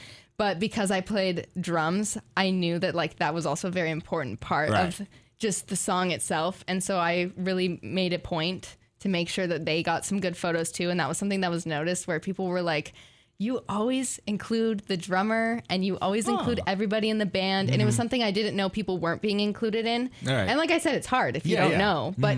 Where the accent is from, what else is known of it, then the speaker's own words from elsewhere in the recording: California, United States; moved away as an adult; now in Corvallis, United States; I'm from California.